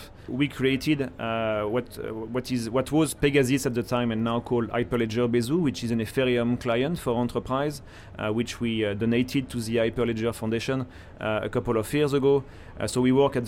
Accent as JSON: {"language": "English", "country": "France", "tie": "born or raised there", "moved": "as an adult", "lives_now": "Hong Kong", "said": "I was born in France."}